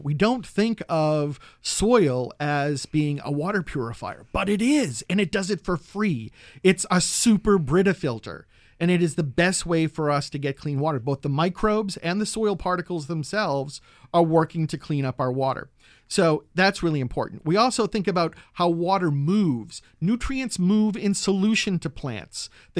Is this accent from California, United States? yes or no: no; Massachusetts, United States; In my home state of Massachusetts, they are now looking at all organic matter not to go into landfills, but to be composted.